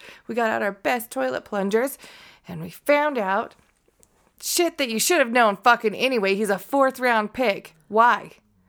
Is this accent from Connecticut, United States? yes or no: yes; Connecticut, United States; I am. Dan says I sound like I'm from Connecticut, okay?